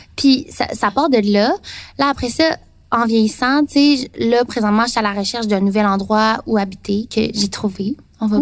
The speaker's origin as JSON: {"language": "French", "area": "near Trois-Rivières", "region": "Quebec", "country": "Canada", "tie": "born or raised there", "also_born_or_lived": "Taiwan / Saint-Jean-sur-Richelieu", "said": "mais pas Trois-Rivières, dans un petit village"}